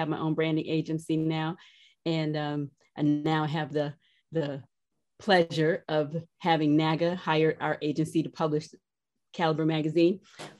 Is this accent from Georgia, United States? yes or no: yes; Columbus, Georgia, United States; born there; I was born in Columbus, Georgia, when my dad was stationed at Fort Benning, so I'm an Army brat. And my husband says I'm from nowhere, and that's pretty much true